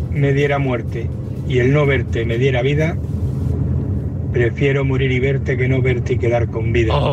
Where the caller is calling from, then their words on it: Madrid, Community of Madrid, Spain; mi de Madrid.